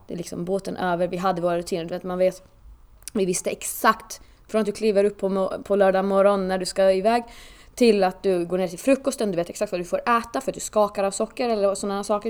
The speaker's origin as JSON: {"language": "Swedish", "country": "Åland Islands", "moved": "as an adult", "lives_now": "Sweden", "said": "tills att jag flyttade nästan från eh, Åland som jag kommer ifrån"}